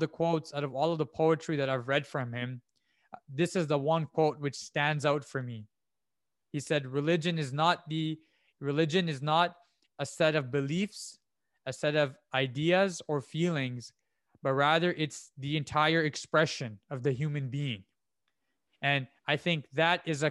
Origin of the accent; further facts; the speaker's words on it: Pakistan; I am Pakistani